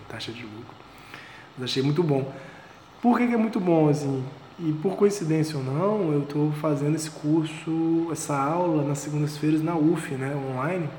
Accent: Vitória, Espírito Santo, Brazil; moved away; eu sou de Vitória, né? sou aqui de Vitória do Espírito Santo

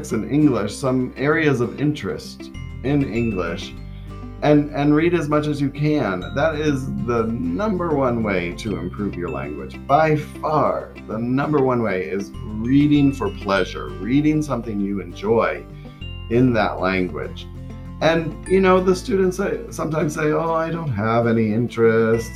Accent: Florida, United States; I am from Florida

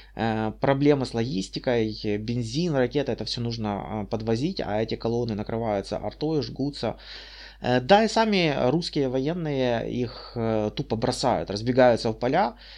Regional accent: Kyiv Oblast, Ukraine; also born or lived in Bucha; я с Украины, э, в Буче, недалеко от Гастомеля

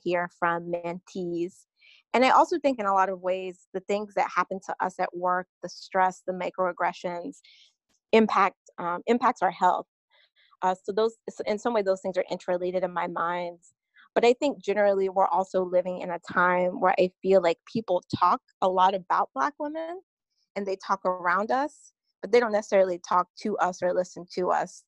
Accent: North Carolina, United States; now in New York City, United States; I currently live in New York City, but born and raised in North Carolina

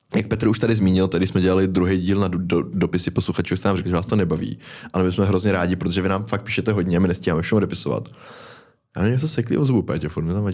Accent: Most, Ústí nad Labem Region, Czechia; u nás v Mostě

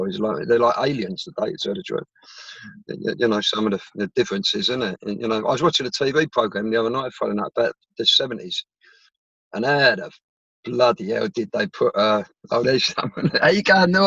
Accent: London, United Kingdom; also born or lived in Islington; I was born in London. I was born in Merton. I was brought up in Merton as a young kid.

